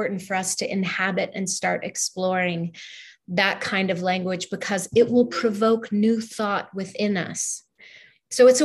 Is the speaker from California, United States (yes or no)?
yes; California, United States; now in Utah, United States; I was raised in California